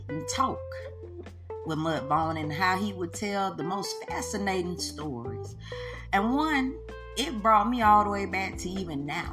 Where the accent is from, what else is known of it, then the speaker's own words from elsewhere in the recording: Mississippi, United States; I am from Mississippi. Home and bred, and you know, this is the South, baby.